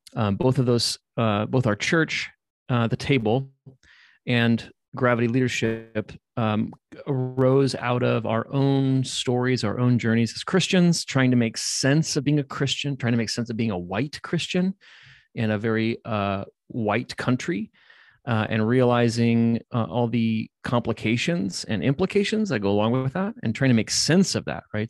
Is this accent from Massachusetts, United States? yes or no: no; Indianapolis, Indiana, United States; moved away as an adult; I was born and raised in Indiana, born and raised in Indianapolis